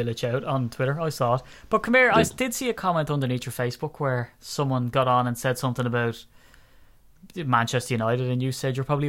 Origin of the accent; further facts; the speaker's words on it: Dublin, Leinster, Ireland; I'm from Dublin.